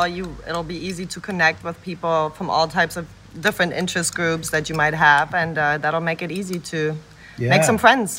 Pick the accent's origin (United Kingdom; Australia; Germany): Germany; I'm from Germany.